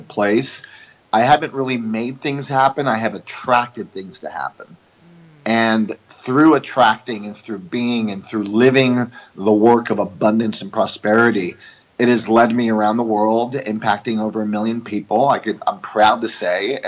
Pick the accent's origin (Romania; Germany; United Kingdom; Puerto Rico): Puerto Rico; also born or lived in New York; I'm an American Jewish family from New York, and I grew up in Puerto Rico, which is a Latin country and a Catholic country. And so I moved to Puerto Rico when I was 2.5 years old.